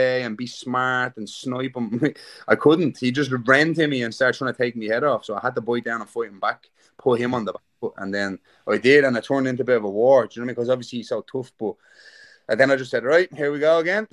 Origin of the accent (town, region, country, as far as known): Ireland